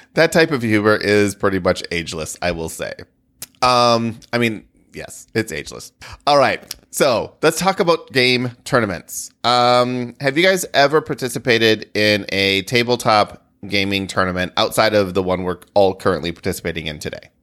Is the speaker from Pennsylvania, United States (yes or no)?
no; rural Michigan, United States; rural Michigan kid